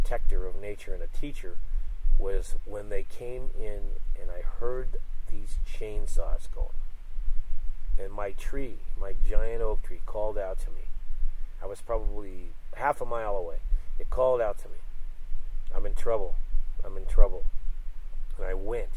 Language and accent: English; Sunnyvale, California, United States; I grew up in Sunnyvale